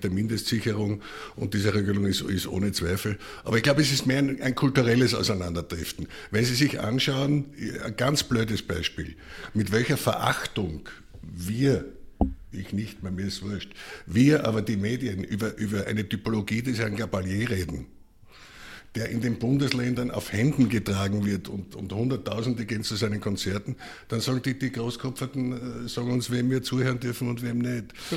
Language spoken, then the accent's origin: German; Styria, Austria; now in Vienna, Austria; jetzt bin ich Steirer und seit 50 Jahren in Wien, aber, aber habe noch Verbindungen und noch eine reststeirische Seele in mir